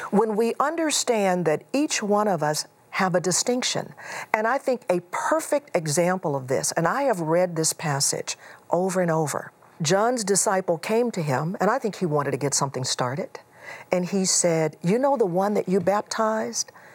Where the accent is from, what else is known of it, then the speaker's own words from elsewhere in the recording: Houston, Texas, United States; moved away; also born or lived in Chicago area; I grew up in Houston.